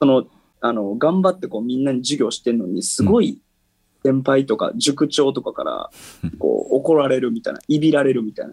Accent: Sakai, Osaka, Japan; 地元の堺市

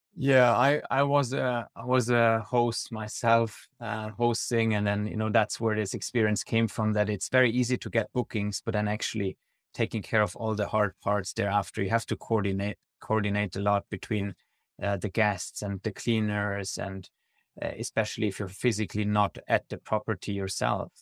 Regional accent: Switzerland; I'm originally from Switzerland

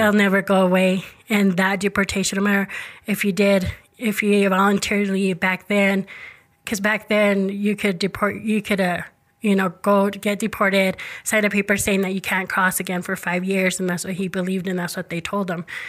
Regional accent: Rexburg, Idaho, United States; born and raised in Rexburg all my life, so I've never moved out of Idaho.

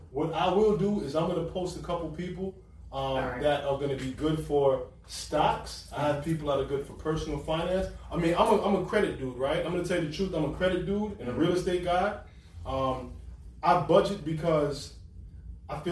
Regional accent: New York, United States; I'm from New York.

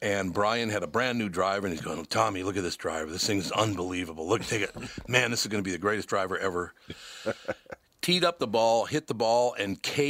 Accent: Minneapolis, Minnesota, United States; Look, I grew up in Minneapolis, and I became a football fan at 9 years old when the Vikings came to be.

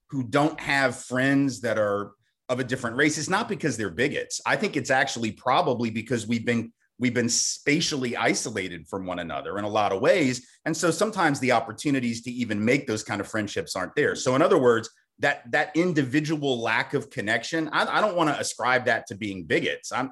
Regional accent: the South, United States; I'm from the South, I live in Nashville.

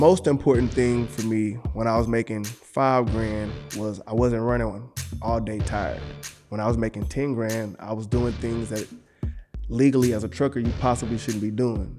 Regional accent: Galveston, Texas, United States; also born or lived in Houston, Texas; I was born in Galveston, Texas.

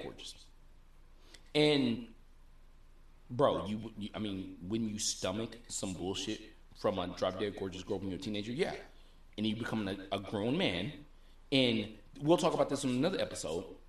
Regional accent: Tennessee, United States; I was born in Tennessee.

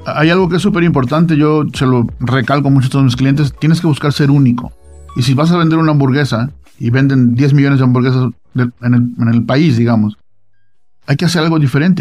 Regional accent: Veracruz, Mexico; now in Utah, United States; yo soy de Veracruz

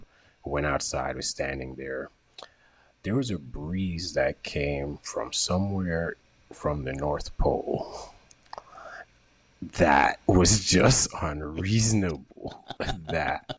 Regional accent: Jamaica; I'm from Jamaica.

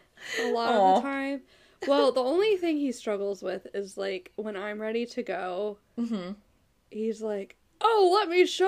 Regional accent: Virginia, United States; Something about Virginia, which is where we're from.

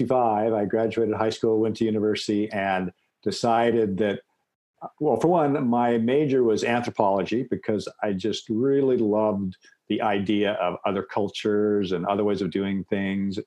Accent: Seattle, Washington, United States; I'm from the Pacific Northwest, raised in Seattle

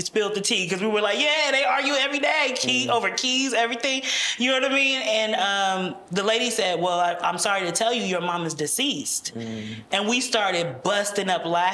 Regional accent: United States; they came to America and had five children

